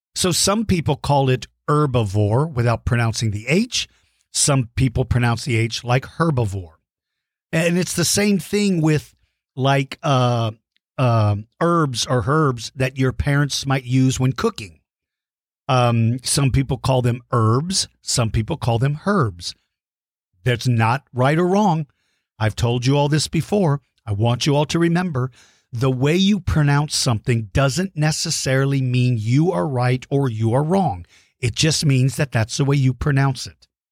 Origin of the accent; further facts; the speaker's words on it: Colorado Springs, Colorado, United States; now in Texas, United States; I was born in Colorado Springs. So really technically we're both from Colorado and we both moved to Texas